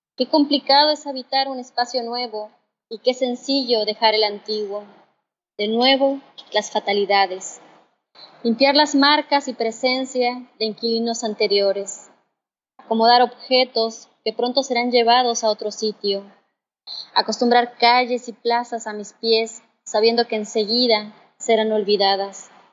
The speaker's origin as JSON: {"language": "Spanish", "area": "Caballo Rusio, Mixteca Alta", "region": "Oaxaca", "country": "Mexico", "tie": "born or raised there", "also_born_or_lived": "Mexico City", "moved": "yes", "lives_now": "Tijuana area, Mexico", "said": "nací en la comunidad de Caballo Rusio, eh, que está como a tres horas y media de terracería de Tlaxiaco, perteneciente a la Mixteca Alta en el estado de Oaxaca"}